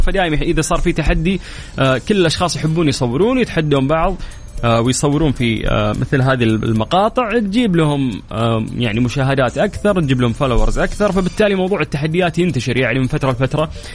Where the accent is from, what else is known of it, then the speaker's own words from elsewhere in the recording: Saudi Arabia; عندنا في المملكة العربية السعودية